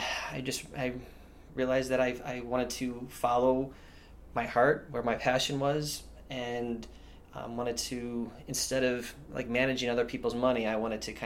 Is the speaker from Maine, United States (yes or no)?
yes; York, Maine, United States; we grew up in York, Maine